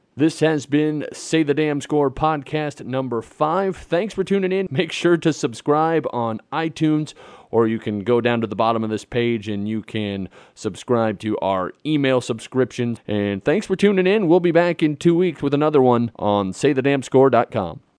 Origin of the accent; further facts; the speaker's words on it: Nebraska, United States; now in South Dakota, United States; I'm a Midwest boy. I was raised in Nebraska. I live in South Dakota.